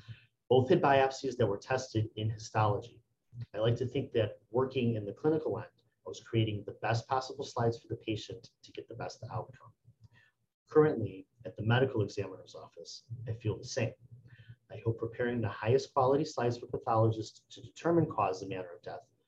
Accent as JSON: {"language": "English", "town": "Lincolnwood", "region": "Illinois", "country": "United States", "said": "I'm from Lincolnwood, Illinois, and I have been a histotechnologist for 17 years"}